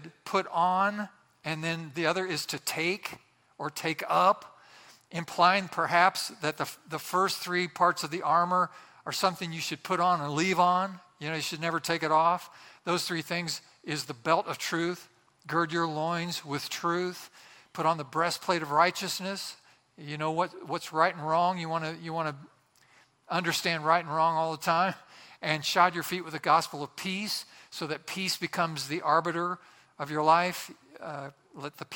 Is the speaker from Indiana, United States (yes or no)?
yes; Boswell, Indiana, United States; My hometown, Boswell, Indiana, had about 1,000 people